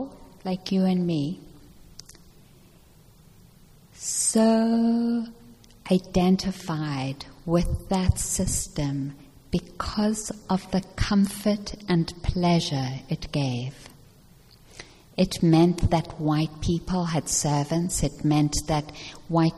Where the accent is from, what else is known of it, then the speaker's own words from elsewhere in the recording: South Africa; moved away; I grew up in South Africa, and I grew up during the years of apartheid